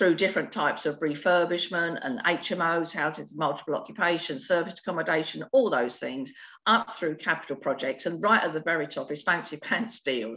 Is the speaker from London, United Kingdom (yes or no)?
yes; London, United Kingdom; now in Sussex, United Kingdom; I was born in the East End of London with absolutely no money and no support and nothing, with a toilet that was down the end of a concrete yard.